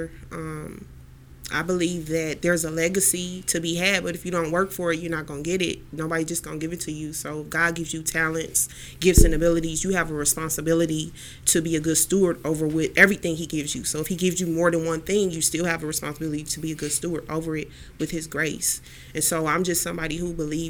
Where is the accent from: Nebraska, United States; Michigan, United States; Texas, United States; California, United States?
Texas, United States; Houston; now in Cleveland, United States; I'm from Houston, Texas